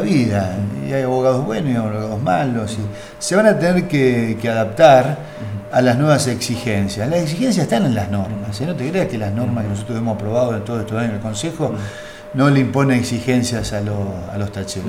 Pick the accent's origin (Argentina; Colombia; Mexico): Argentina; Rosario, Santa Fe; como Rosarino